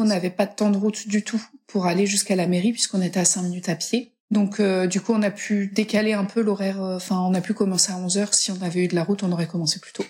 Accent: Brittany, France; je suis pas vendéenne à la base, je suis bretonne.

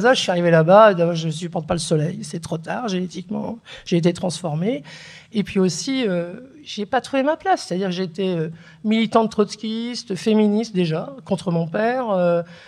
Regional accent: Beauvais, Hauts-de-France, France; first language Kabyle; French is a second language; also born or lived in Algeria / Kabylie; j'ai grandi euh, d'abord à Beauvais, ensuite à la campagne dans l'Oise

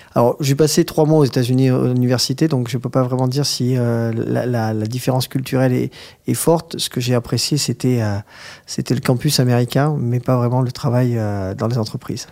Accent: Agen, Nouvelle-Aquitaine, France; now in Paris, France; je suis né à Agen

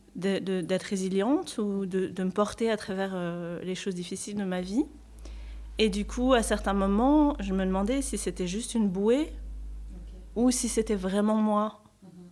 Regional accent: Normandy, France; moved away as an adult; also born or lived in Paris; moi je suis normande, hein, donc j'habitais en Normandie et j'ai voulu quitter la Normandie

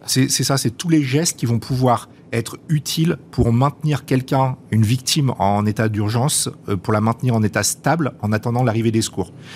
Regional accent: France; chez nous en France

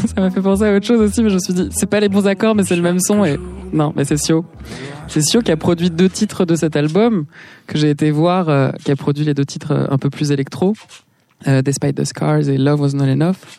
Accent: Paris, Île-de-France, France; also born or lived in Los Angeles; j'ai grandi à Paris

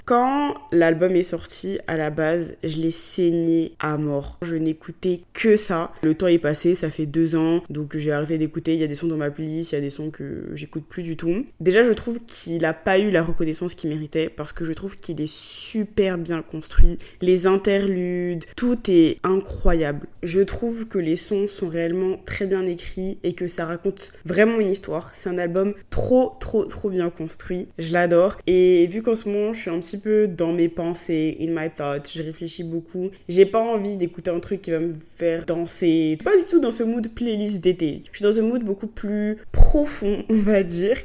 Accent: Abidjan, Côte d’Ivoire; now in Paris, France; chez moi, à Abidjan

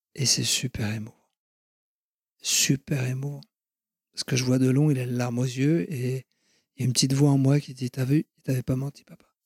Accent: Ionian Islands, Greece; je suis originaire de la Grèce, de la mer Ionienne, c'est-à-dire que je suis mm-hmm. exactement en face de l'Italie

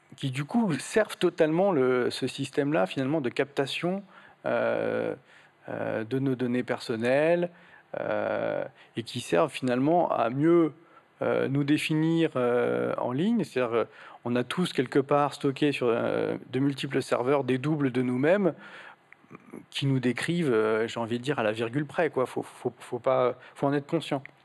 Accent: Portugal; moved away; j'ai trouvé une église au, Portugal, là d'où je viens

